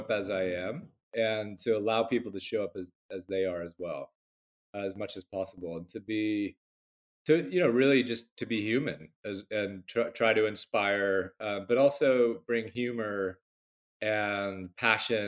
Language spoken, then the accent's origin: English; Bay Area, California, United States; moved away as an adult; now in London, United Kingdom; I'm originally from the Bay Area, California, but I'm a proper Londoner. I've been here 15 long winters